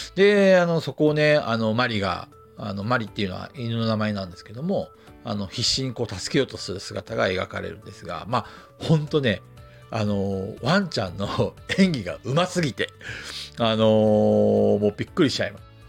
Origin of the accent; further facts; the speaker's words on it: Hokkaido, Japan; moved away; also born or lived in Tokyo; 僕、北海道の生まれなんで